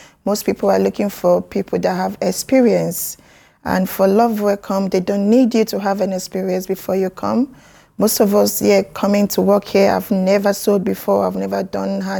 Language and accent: English; Nigeria; moved away as an adult; now in United Kingdom; I'm from Nigeria. I've been in UK for 8 years now.